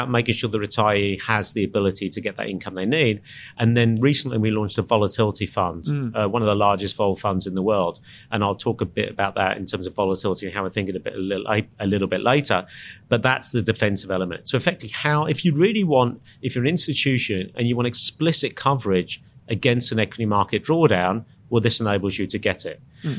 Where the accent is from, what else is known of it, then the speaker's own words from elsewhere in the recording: England, United Kingdom; moved away as an adult; now in Sydney, Australia; I'm English.